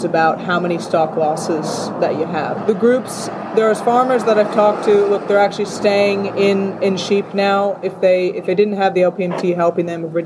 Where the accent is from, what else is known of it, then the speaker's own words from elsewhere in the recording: Salinas, California, United States; moved away as an adult; also born or lived in Pilbara, Western Australia; now in Western Australia, Australia; I'm from Salinas, California, where we grow lots of lettuce